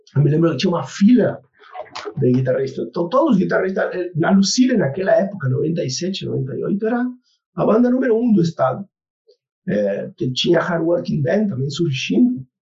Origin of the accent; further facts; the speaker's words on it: Argentina; Portuguese is a second language; moved away as an adult; also born or lived in Rio Grande do Sul, Brazil; now in Brazil; toquei em bandas metal na Argentina, né? Eu sou argentino